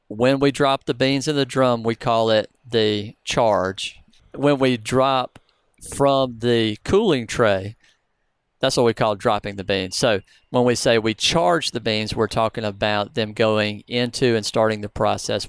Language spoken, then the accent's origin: English; the South, United States; I'm from the South.